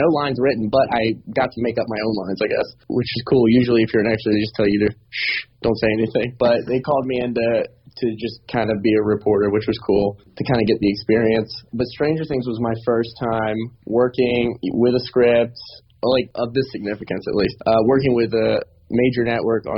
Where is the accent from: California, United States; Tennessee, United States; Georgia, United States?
Georgia, United States; Augusta; also born or lived in Atlanta, Georgia; I'm from Augusta, Georgia, originally